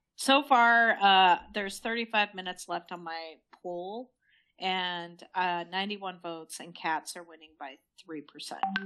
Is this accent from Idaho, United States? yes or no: yes; Idaho, United States; growing up in Idaho